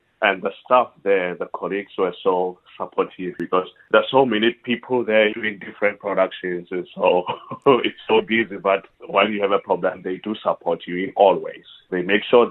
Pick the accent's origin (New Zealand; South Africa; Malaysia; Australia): South Africa; Kroonstad, Free State; moved away as an adult; also born or lived in Potchefstroom, South Africa; now in United Kingdom; I'm from Free State in Kroonstad.